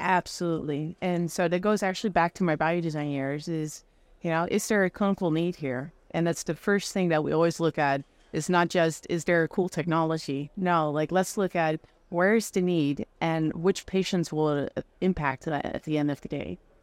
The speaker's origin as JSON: {"language": "English", "country": "Netherlands", "also_born_or_lived": "France", "moved": "as an adult", "lives_now": "United States", "said": "I'm originally from the Netherlands"}